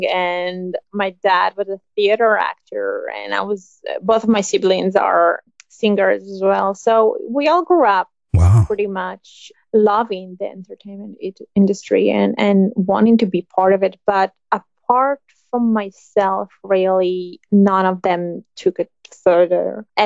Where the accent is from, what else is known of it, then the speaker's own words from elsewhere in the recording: Tel Aviv, Tel Aviv District, Israel; I was born and raised in Tel Aviv in Israel